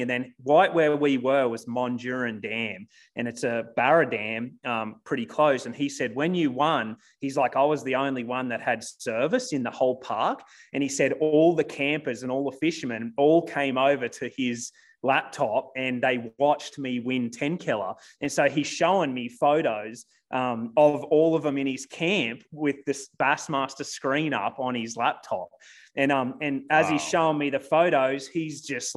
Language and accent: English; Australia; moved away as an adult; now in United States; I was 26, 27 years. I lived in Australia. I'd never left the country